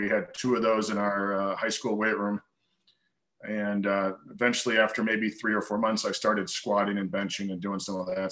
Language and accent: English; Chicago, Illinois, United States; moved away as an adult; also born or lived in Arizona / Kentucky; I grew up just outside of Chicago